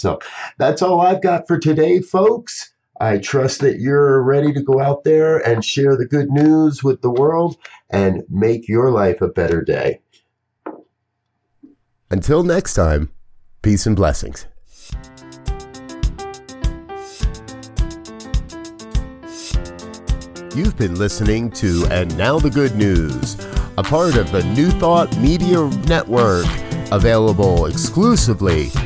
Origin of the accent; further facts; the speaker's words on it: New Jersey, United States; now in Colorado, United States; I was born and raised in New Jersey, so fireflies are pretty common